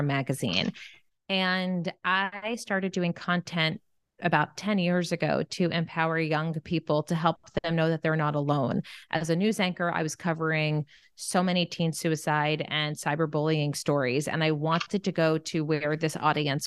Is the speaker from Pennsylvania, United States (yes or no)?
yes; Bethlehem, Pennsylvania, United States; moved away as an adult; now in Los Angeles, United States; I grew up in Bethlehem, Pennsylvania